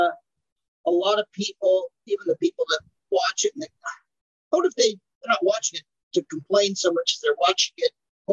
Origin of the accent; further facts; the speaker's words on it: Portland, United States; I didn't even realize I'm from Portland.